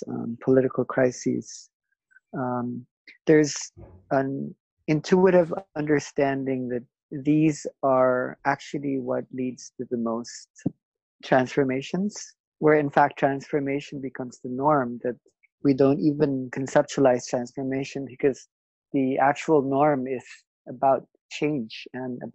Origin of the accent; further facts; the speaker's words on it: Philippines; I celebrate my being a Filipino